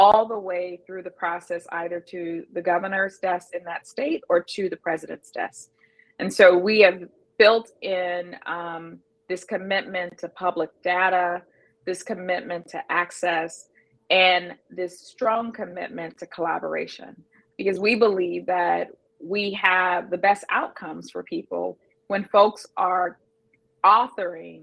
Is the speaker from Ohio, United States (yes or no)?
yes; Youngstown, Ohio, United States; moved away as an adult; now in Minnesota, United States; I am a Rust Belt girl, born and raised in Youngstown, Ohio.